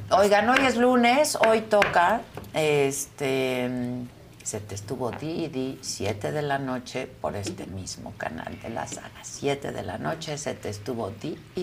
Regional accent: Mexico; como mexicanos

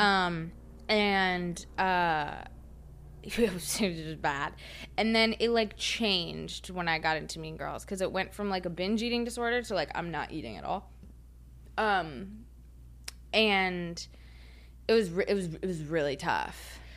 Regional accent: Huntersville, North Carolina, United States; moved away; I grew up in Huntersville

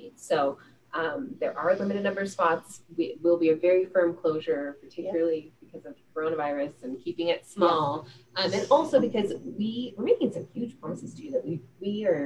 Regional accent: California, United States; I'm from California

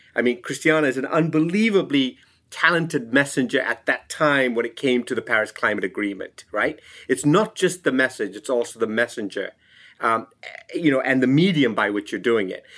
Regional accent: Sri Lanka; I'm from Sri Lanka

